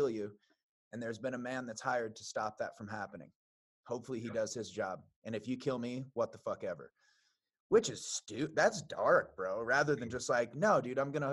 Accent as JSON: {"language": "English", "region": "Iowa", "country": "United States", "tie": "born or raised there", "said": "I grew up in Iowa"}